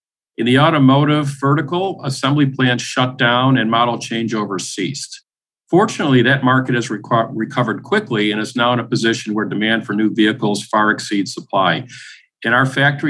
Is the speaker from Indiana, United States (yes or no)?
no; Buffalo, New York, United States; moved away; one that happens to be headquartered in my hometown. So it's been very interesting after living away for 27 years, moving in essence back home